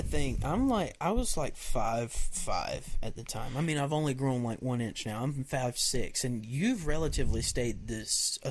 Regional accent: the South, Southern United States, United States; accent: Southern; they'll hear my Southern accent

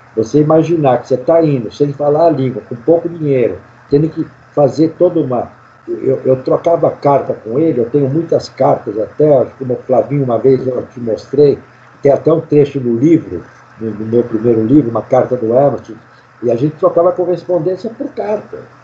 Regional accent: Brazil; eu não nasci no Brasil, mas eu, eu me considero brasileiro, claro, porque eu vivi aqui desde os sete anos de idade, vivo aqui.

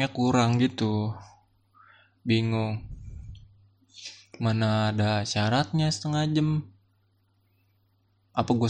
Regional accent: Tangerang, Banten, Indonesia; dari SMA gue tinggal di Tangerang SD SMP gue di Tangerang SMA gue mau nyobain di Jakarta

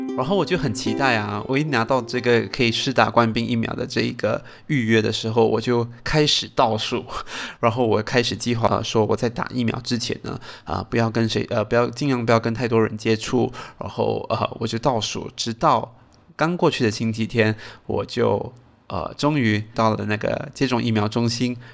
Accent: Singapore; 我身为一个新加坡人呢

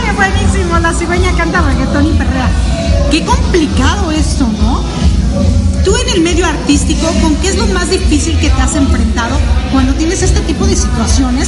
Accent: Mexico; yo soy mexicana

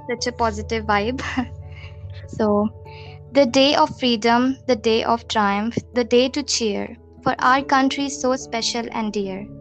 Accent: India; I am from India

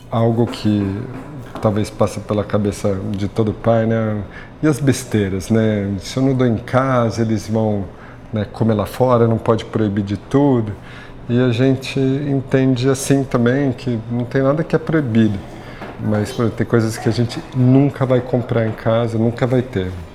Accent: São Paulo, Brazil; Eu nasci em São Paulo, aqui na zona norte da cidade

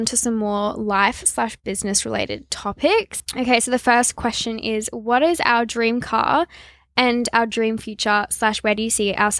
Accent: Noosa, Queensland, Australia; moved away; I loved growing up in Noosa so much.

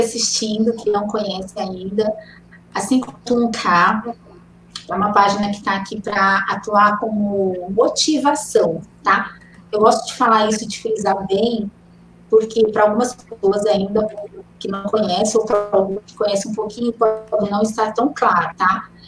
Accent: Minas Gerais, Brazil; now in Campinas, Brazil; Sou mineira, nasci em Minas, mas escolhi Campinas para fazer família, trabalhar

